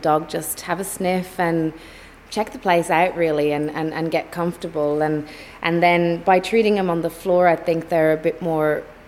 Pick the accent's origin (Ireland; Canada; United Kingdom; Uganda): Ireland; now in Melbourne, Australia; Being Irish